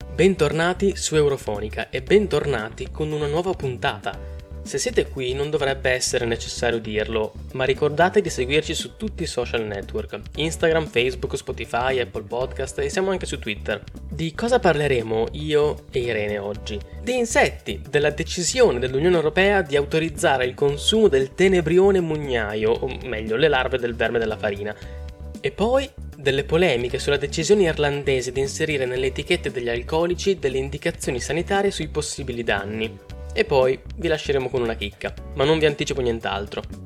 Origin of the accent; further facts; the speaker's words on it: Italy; noi in Italia ci cibiamo e anche molto spesso